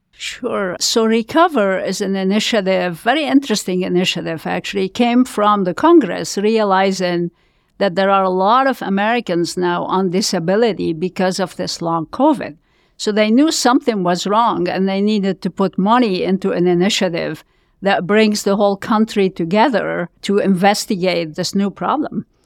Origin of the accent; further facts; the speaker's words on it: Lebanon; moved away as an adult; I was born in Lebanon, you can tell from my accent, I'm sure